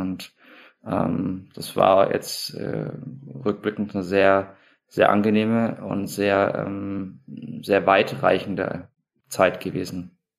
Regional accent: Schweinfurt, Bavaria, Germany; moved away; also born or lived in Munich; im Leistungszentrum meiner Heimatstadt in Schweinfurt gewesen

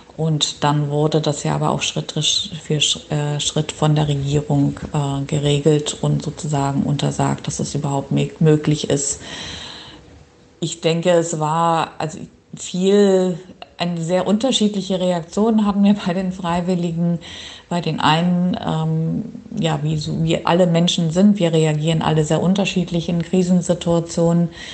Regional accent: Schleswig-Holstein, Germany; moved away as an adult; also born or lived in Göttingen / Ireland / Oldenburg; Ich bin geboren in Schleswig-Holstein und dort auch aufgewachsen

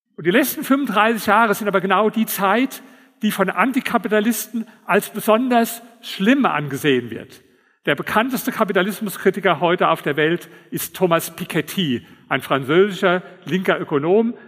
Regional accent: Berlin, Germany; Ich komme ja aus Berlin

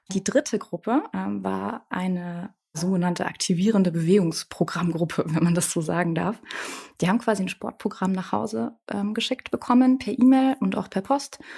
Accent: Bavaria, Germany; Bei uns in Bayern, das ist eher so der ländliche Charakter

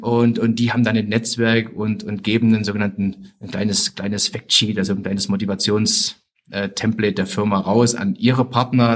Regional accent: Zwickau, Saxony, Germany; also born or lived in Leverkusen / Austria; bin in der DDR groß geworden

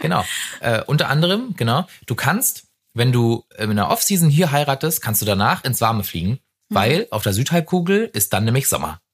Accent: Brandenburg, Germany; also born or lived in Flensburg; now in Berlin, Germany; Wenn du aus Brandenburg kommst, wo es tendenziell halt nicht so viel regnet

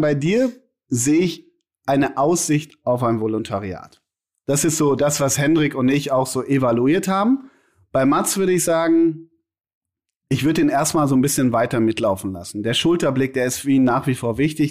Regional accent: Münster, North Rhine-Westphalia, Germany; in der Halle Münsterland, in Münster, in meiner Heimat

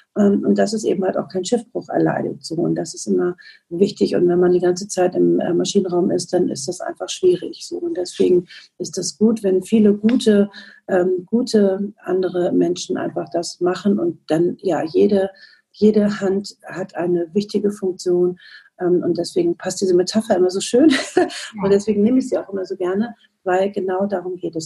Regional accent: Northern Germany, Germany; Und ich komme aus dem Norden, aus dem hohen Norden

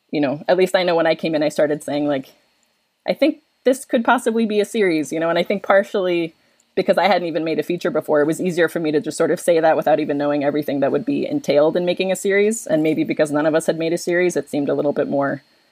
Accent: New York, United States; moved away as an adult; now in Philadelphia, United States; I'm from New York. I relocated to Philadelphia

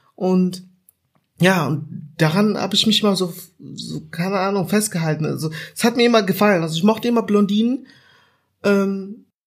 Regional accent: Germany; ich bin in Deutschland aufgewachsen

